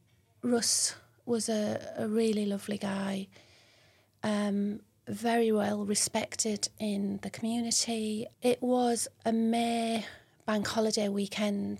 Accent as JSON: {"language": "English", "town": "Billingham", "region": "North East England", "country": "United Kingdom", "tie": "born or raised there", "also_born_or_lived": "London / Hampshire / York / Darlington", "said": "I grew up in Billingham, Wolveston Court Estate, went to Northfield School"}